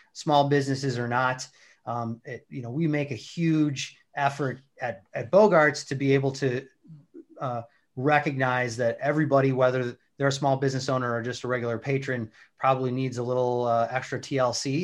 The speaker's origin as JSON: {"language": "English", "region": "Wisconsin", "country": "United States", "tie": "born or raised there", "also_born_or_lived": "DeKalb, Illinois", "moved": "as an adult", "lives_now": "St. Charles, United States", "said": "I grew up in Wisconsin, uh, about an hour north of Milwaukee"}